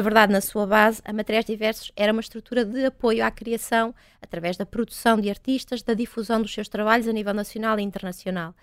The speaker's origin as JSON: {"language": "Portuguese", "town": "Vila Nova de Famalicão", "region": "Norte", "country": "Portugal", "said": "eu sou do Val do Ave, né? sou de Vila Nova de Famalicão"}